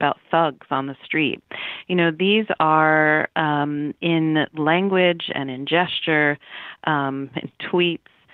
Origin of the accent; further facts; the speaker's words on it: Northeast, United States; now in Texas, United States; I'm from the Northeast